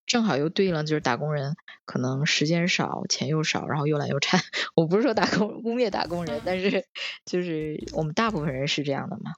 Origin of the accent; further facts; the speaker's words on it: China; now in Tokyo, Japan; 我们就是中国人知道这个正正宗的中国料理